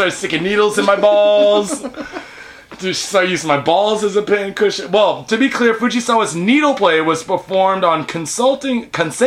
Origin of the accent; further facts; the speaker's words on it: United States; now in Japan; I'm American